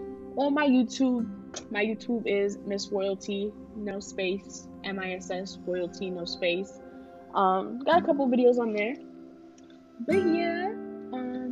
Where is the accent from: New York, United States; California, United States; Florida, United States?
New York, United States; So I'm from New York, as I said, but I tend to catch my parents' Haitian accent, and then occasionally you'll hear my accent switch to a kind of Southern accent, to try and fit in.